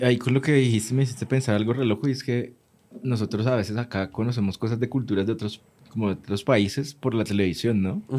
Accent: Cali, Valle del Cauca, Colombia; de Colombia, de Cali

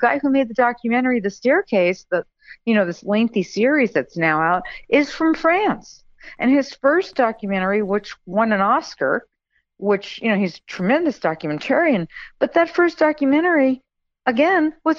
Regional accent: Long Island, New York, United States; moved away; also born or lived in Kentucky; we're both Long Island girls. So even though I left Long Island a long time ago, I returned and, being from Long Island and growing up on Long Island, you can't get that out of your blood.

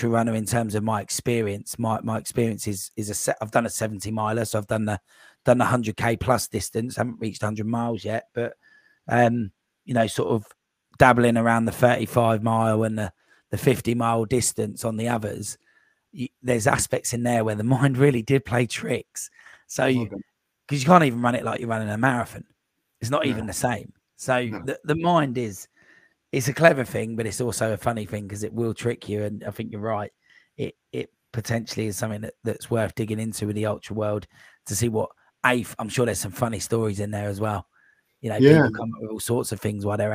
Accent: Cambridge, East of England, United Kingdom; I'm from Cambridge as well

